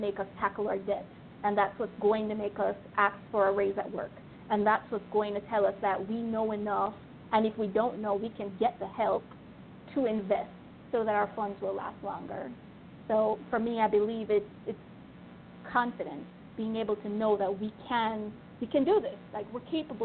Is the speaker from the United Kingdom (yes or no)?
no; Jamaica; moved away as an adult; I grew up in Jamaica.